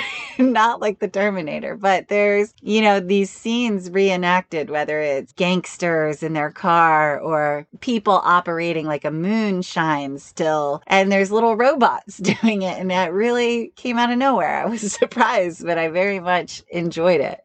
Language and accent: English; New York, United States; I'm from New York.